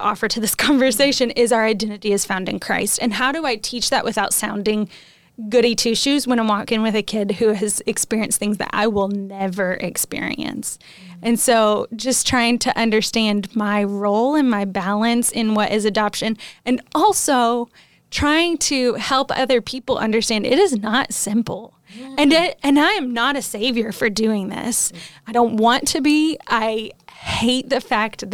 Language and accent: English; United States; moved away; a missionary living in a country that isn't my home country, but loving it. And when we go back to the States on our home assignment